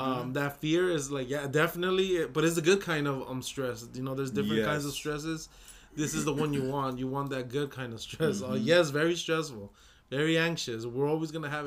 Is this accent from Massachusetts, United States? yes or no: no; Los Angeles area, California, United States; first language Spanish; English is a second language; moved away; I always thought I lived in LA, and it turned out the name of the city is not